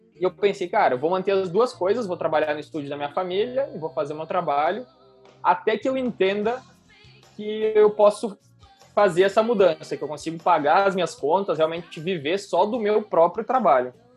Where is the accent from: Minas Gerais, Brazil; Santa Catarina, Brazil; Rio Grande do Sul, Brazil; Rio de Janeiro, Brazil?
Rio Grande do Sul, Brazil; Carlos Barbosa; also born or lived in Antônio Prado; eu nasci em Carlos Barbosa, que é uma cidade aqui do, do Rio Grande do Sul também, no interior do Rio Grande do Sul, na Serra Gaúcha. Morei lá até os meus 12 anos.